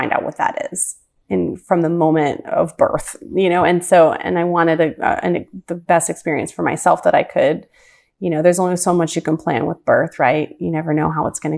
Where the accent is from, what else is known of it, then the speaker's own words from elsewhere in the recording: Ravenna, Ohio, United States; also born or lived in Cuyahoga Falls, Ohio; the town that I grew up in until I was around 11 was called Ravenna, which is very close to Kent State College